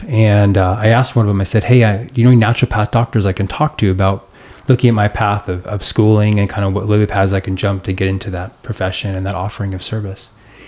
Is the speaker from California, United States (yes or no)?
yes; Long Beach, California, United States; born there; And I was born in Long Beach, and I had never returned in 35 years.